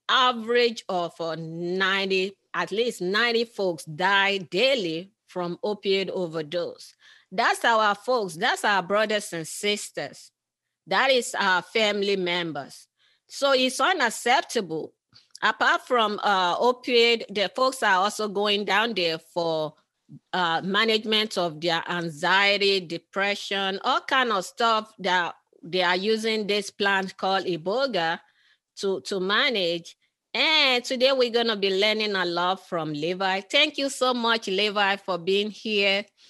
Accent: Nigeria; I'm from originally from Nigeria

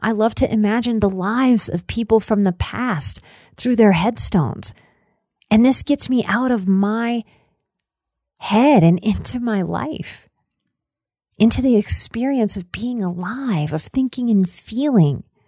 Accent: New Orleans, Louisiana, United States; moved away as an adult; also born or lived in Colorado Rocky Mountains; now in Colorado, United States; in Louisiana and in New Orleans, we love us some old cemeteries. So I grew up going to cemeteries.

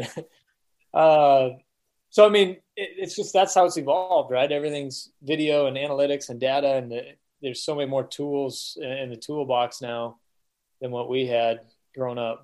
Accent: Omaha, Nebraska, United States; I grew up in Omaha

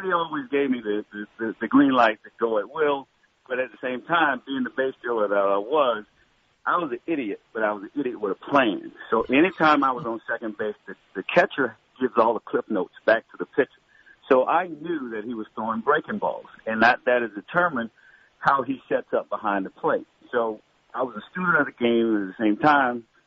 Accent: Florida, United States; moved away as an adult; the environment that we came from Florida

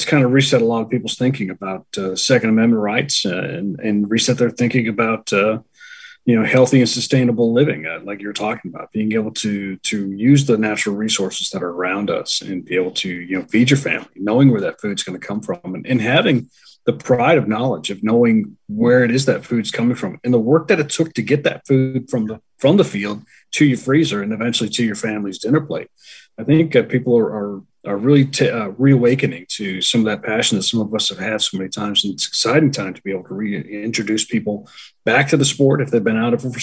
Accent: Londonderry, New Hampshire, United States; moved away as an adult; I grew up in New Hampshire.

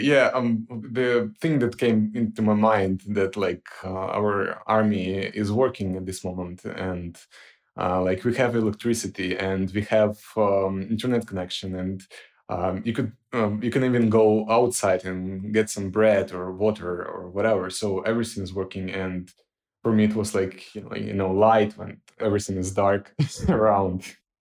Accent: Ukraine; moved away as an adult; now in Lviv, Ukraine; I had to relocate to Lviv because currently I cannot come back to my hometown because of, uh, occupations

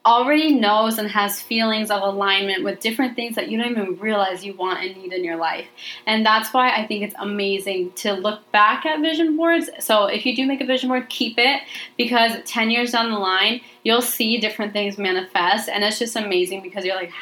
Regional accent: Arizona, United States; moved away as an adult; now in Washington, United States; I'm from Arizona, so we see mountains all the time

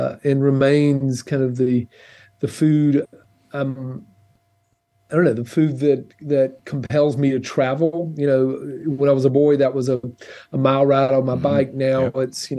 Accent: Clinton, Georgia, United States; moved away; Clinton, Georgia, which is a very small town. Like when I was growing up, maybe 100 person town.

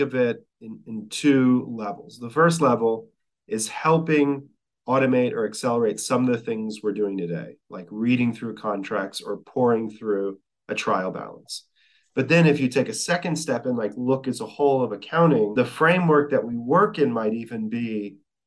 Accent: Texas, United States; I'm from Texas.

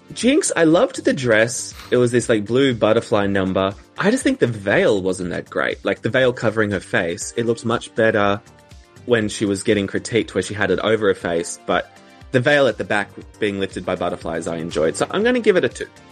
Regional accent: Australia; as an Australian

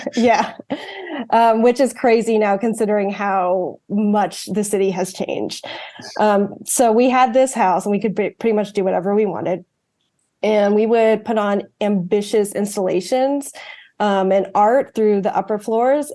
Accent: outside Washington D.C., District of Columbia, United States; first language English; growing up outside Washington D.C.

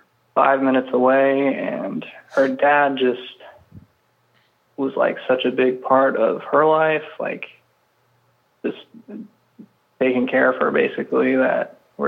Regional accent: the South, United States; No, I'm from the South.

